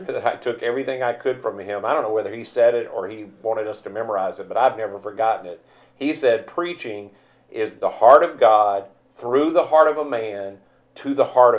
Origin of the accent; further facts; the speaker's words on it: Mississippi, United States; I grew up in the South and only ever experienced the South. I'm a Mississippi guy